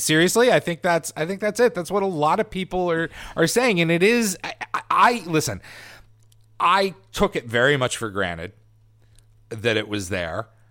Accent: Titusville, Pennsylvania, United States; born or raised there; moved away

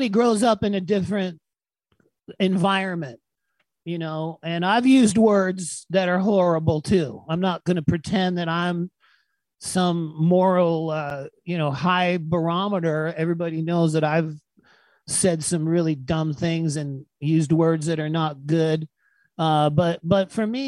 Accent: Freeport, Bahamas; moved away; My dad taught at a kindergarten in Freeport, Bahamas, and that's where I was born.

